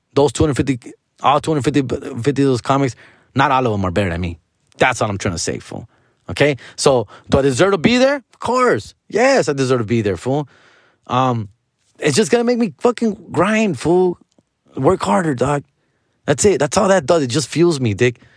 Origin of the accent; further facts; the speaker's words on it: Huntington Park, California, United States; I grew up on Seville and fifty-eighth Street